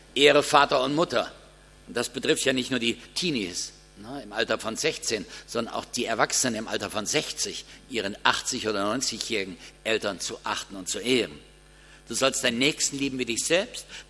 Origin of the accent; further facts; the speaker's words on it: Kassel, Hesse, Germany; Bei uns in Kassel veranstalten die Geschäftsleute zu Karfreitag ein Mitternachtsshopping